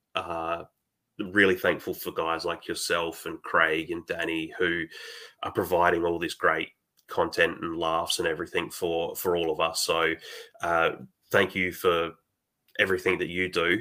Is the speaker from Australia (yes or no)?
yes; Australia; I'm Australian.